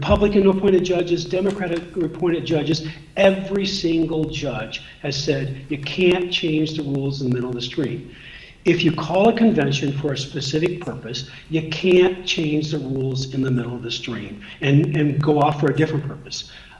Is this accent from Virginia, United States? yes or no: yes; Virginia, United States; even though I'm from Virginia.